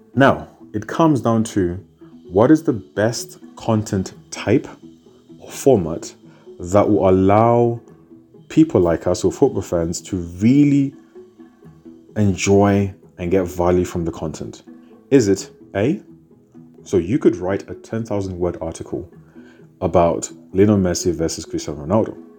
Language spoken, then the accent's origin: English; United Kingdom; also born or lived in Zimbabwe; I was born in Zimbabwe, but I was raised in the United Kingdom.